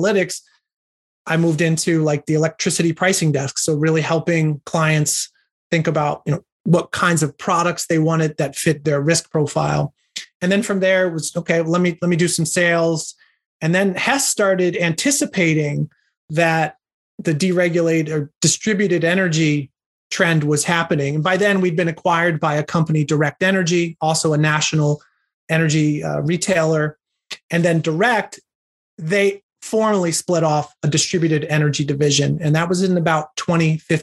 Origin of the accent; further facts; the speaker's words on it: near Philadelphia on the New Jersey side, United States; now in New York City, United States; I grew up near Philadelphia on the New Jersey side